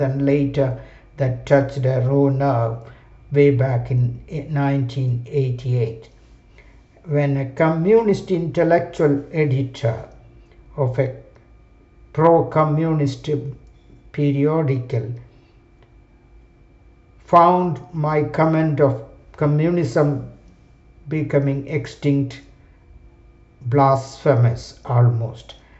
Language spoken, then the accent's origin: English; Kerala, India; my home state of Kerala, India